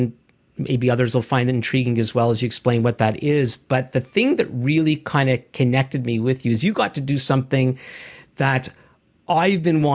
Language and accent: English; Canada; as a Canadian